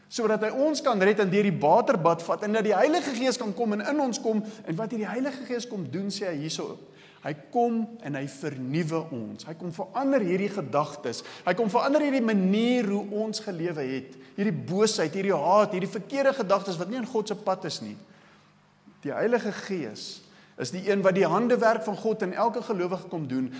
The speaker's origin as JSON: {"language": "Afrikaans", "country": "South Africa", "said": "ek is die enigste Suid-Afrikaner op die vlug"}